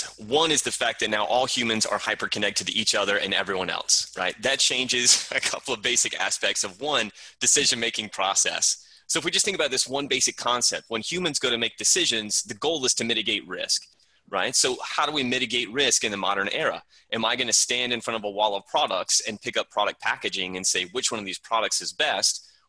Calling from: Charleston, South Carolina, United States; Calling in from Charleston, South Carolina.

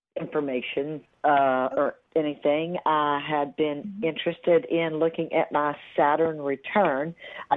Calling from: Texas, United States; I'm calling from Texas.

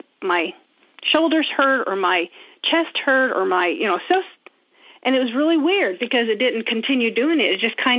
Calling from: Indiana, United States; I am from Indiana.

